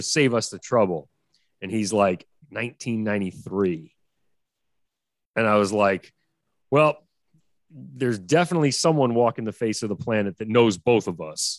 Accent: New York City, New York, United States; I grew up on the Upper West Side

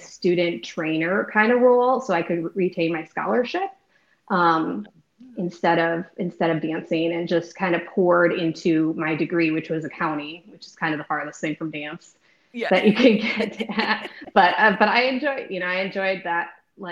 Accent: Wisconsin, United States; moved away as an adult; now in Texas, United States; I grew up in Wisconsin. I lived in the same house for 18 years

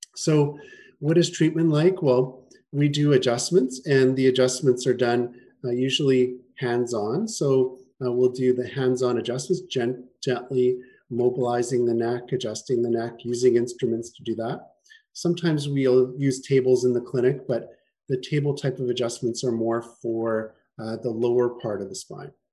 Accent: Winnipeg, Manitoba, Canada; moved away as an adult; also born or lived in Toronto; now in Kelowna, Canada; I'm from Winnipeg originally. That's where I grew up.

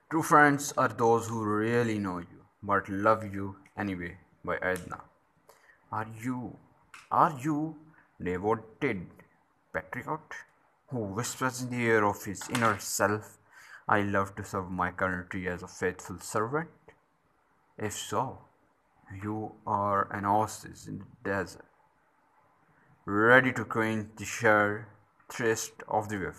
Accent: Pakistan; also born or lived in Islamabad; I'm from Pakistan and uh, I used to live in Islamabad.

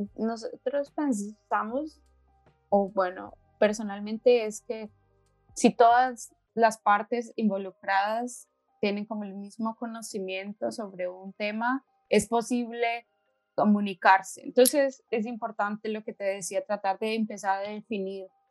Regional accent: Colombia; moved away as an adult; now in Slovenia; soy de Colombia, llevo seis años acá, en Eslovenia.

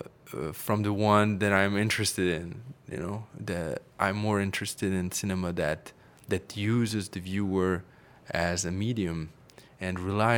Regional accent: Paris, Île-de-France, France; English is a second language; I grew up in Paris. I have to say that gave me a little bit of another perspective, I guess.

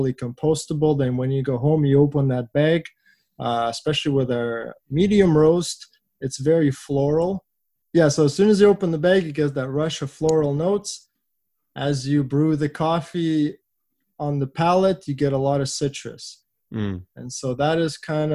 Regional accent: Vancouver, British Columbia, Canada; Vancouver is my hometown, so it's super rewarding being able to offer our coffee in the city that I grew up

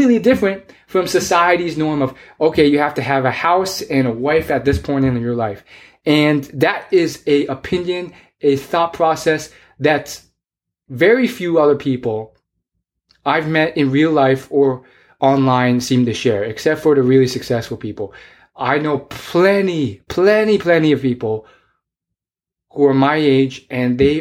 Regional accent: United States; I was born in the United States

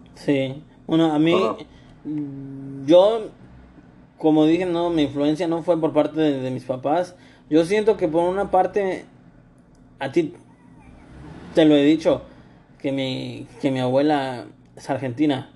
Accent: Ecuador; now in Mexico

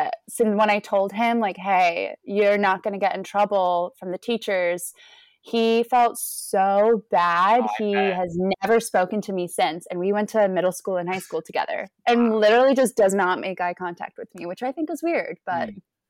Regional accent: Mexico; born there; I was born in Mexico, but I'm not a Mexican citizen, nor do I speak Spanish.

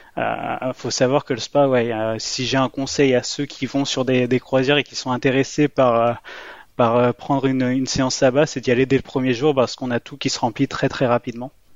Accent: France; moi j'étais français

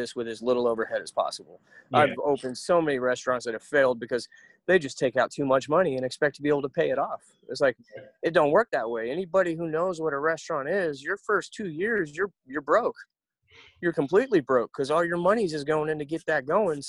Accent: Florida, United States; Growing up in Florida

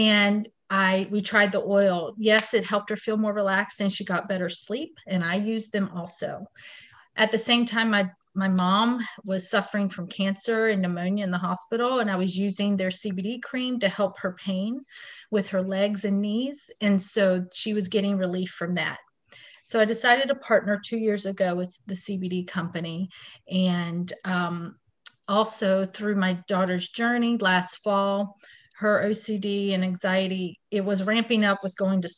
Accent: Wilmington, North Carolina, United States; I was born and raised in Wilmington, North Carolina, where I raise my family now.

